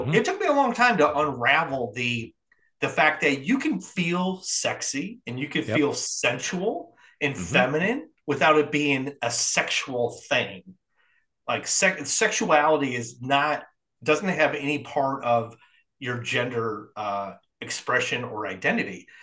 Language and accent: English; Midwest, United States; also born or lived in New York City; now in South Carolina, United States; where I grew up in the Midwest